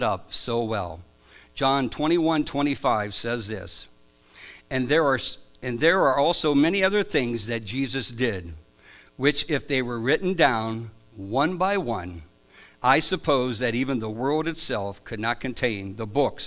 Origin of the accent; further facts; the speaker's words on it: Stone Creek, Ohio, United States; also born or lived in Akron, Ohio / Dover, Ohio; I was born in Akron, Ohio. I grew up near on a farm near Stone Creek, Ohio, and I've spent most of my adult life in Dover, Ohio.